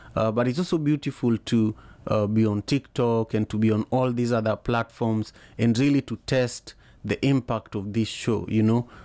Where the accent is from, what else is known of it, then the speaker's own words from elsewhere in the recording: Kenya; growing up in Kenya